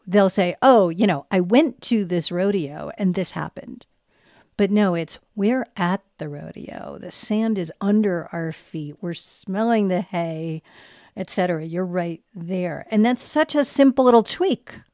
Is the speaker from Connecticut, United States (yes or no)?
no; Boston, Massachusetts, United States; moved away as an adult; now in Denver, United States; I'm from Boston. And so until I moved here ten years ago